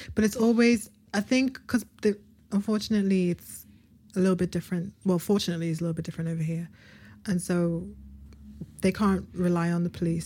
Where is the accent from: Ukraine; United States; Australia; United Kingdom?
United Kingdom; we're British